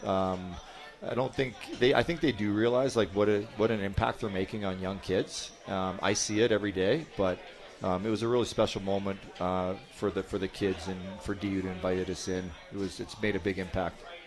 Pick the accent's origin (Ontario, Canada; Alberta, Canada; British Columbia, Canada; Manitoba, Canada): Alberta, Canada; Edmonton; now in Colorado, United States; I'm from Edmonton